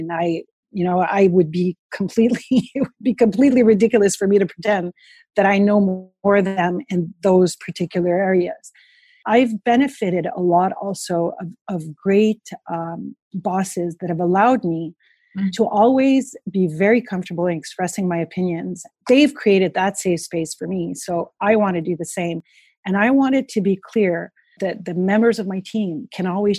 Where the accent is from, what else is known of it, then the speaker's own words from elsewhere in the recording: Montreal, Quebec, Canada; I was this girl from Montreal who stepped in the office in Quebec